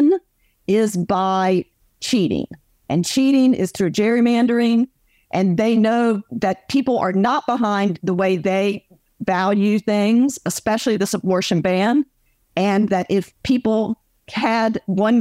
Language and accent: English; North Carolina, United States; I was raised in North Carolina